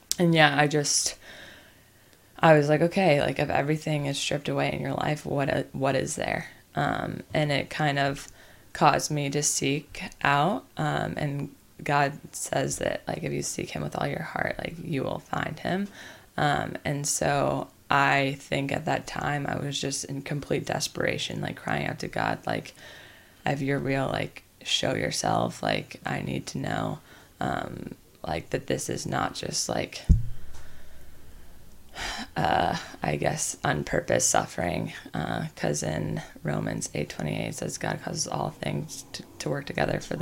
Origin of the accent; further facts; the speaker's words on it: the Bible Belt, the South, United States; I was raised in the Bible Belt, which is the South